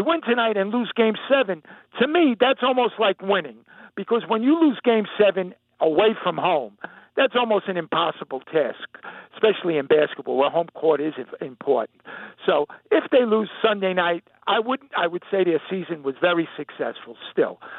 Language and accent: English; New York, United States; as much as any New Yorker.